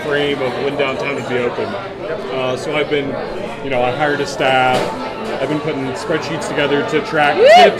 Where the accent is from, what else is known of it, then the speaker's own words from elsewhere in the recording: Mount Gilead, Ohio, United States; I grew up in Mount Gilead, so just north of Columbus.